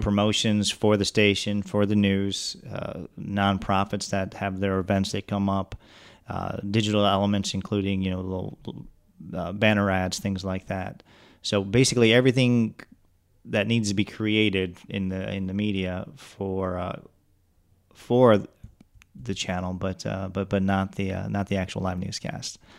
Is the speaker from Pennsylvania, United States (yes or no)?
no; Detroit, Michigan, United States; moved away as an adult; now in Pensacola, United States; I grew up in the Oakland County, Macomb County area, in and out of Detroit.